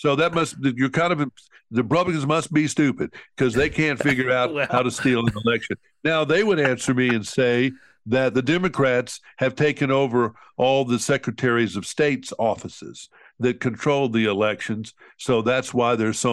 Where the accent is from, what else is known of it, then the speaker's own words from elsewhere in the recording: Montgomery, Alabama, United States; Montgomery, my hometown